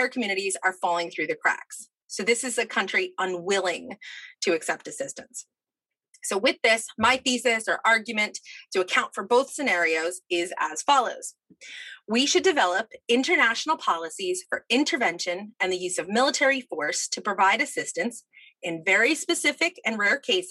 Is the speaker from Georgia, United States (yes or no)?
no; New Jersey, United States; moved away as an adult; also born or lived in Boston; I grew up in New Jersey, moved to Boston to do my undergrad